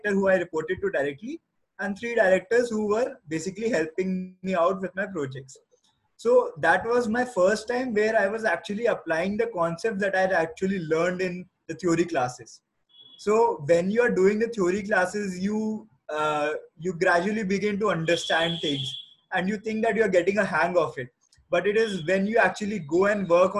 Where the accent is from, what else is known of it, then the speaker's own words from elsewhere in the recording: Lucknow, Uttar Pradesh, India; moved away as an adult; also born or lived in Kharagpur; I'm born and brought up in Lucknow.